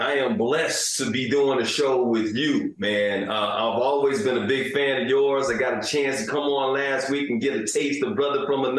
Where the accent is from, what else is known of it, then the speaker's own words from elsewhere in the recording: Bessemer, Alabama, United States; also born or lived in New York; I was born in New York. New York will always be home, but I left at an early age, so I consider myself an Alabama boy. I was raised in Bessemer, Alabama, but New York still.